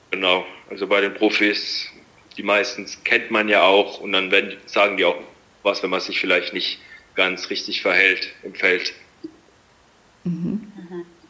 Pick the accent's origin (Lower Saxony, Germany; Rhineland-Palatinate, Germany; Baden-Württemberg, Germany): Rhineland-Palatinate, Germany; Landau; ich komme aus der Pfalz in der Nähe von Landau